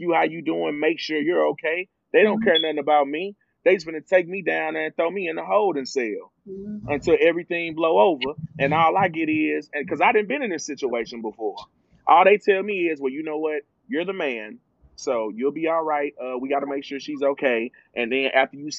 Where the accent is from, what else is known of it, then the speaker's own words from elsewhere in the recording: Charlotte, North Carolina, United States; I grew up in Washington Park. I'm from Charlotte